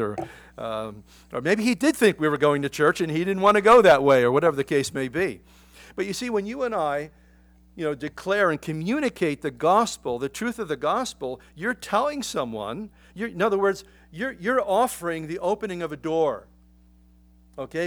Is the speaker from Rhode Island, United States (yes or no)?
no; Philadelphia, Pennsylvania, United States; I grew up in Philadelphia